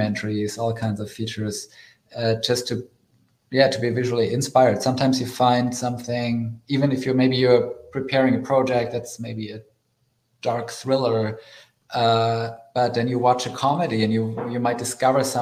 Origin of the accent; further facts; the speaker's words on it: Germany; moved away as an adult; now in United States; I grew up in Germany in Europe